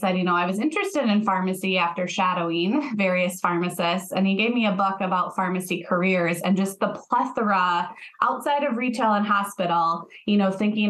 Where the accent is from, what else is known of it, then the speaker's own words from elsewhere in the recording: Rochester, Minnesota, United States; I grew up in Rochester, Minnesota, so home of the Mayo Clinic